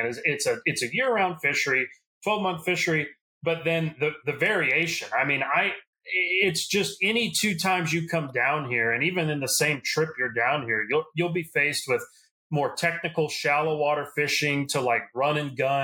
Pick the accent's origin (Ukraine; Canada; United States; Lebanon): United States; South Louisiana; I'm from South Louisiana. I've grown up here my whole life.